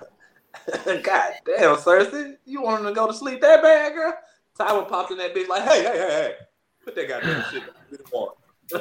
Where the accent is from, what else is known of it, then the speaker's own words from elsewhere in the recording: Mississippi, United States; I'm from Mississippi.